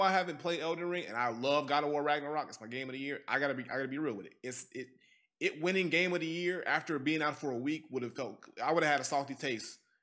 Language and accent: English; Gary, Indiana, United States; I'm from Gary, so Gary ain't part of Indiana